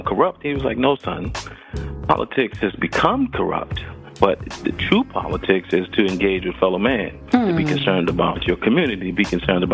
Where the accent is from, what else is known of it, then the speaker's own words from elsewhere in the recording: Georgetown, South Carolina, United States; moved away as an adult; also born or lived in Philadelphia, Pennsylvania / Atlanta, Georgia / Nashville, Tennessee; I grew up in the low country of South Carolina on the coast